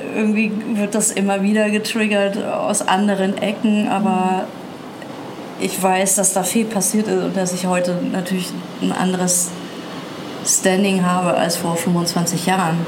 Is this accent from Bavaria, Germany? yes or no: yes; Nuremberg, Bavaria, Germany; ich bin in Nürnberg aufgewachsen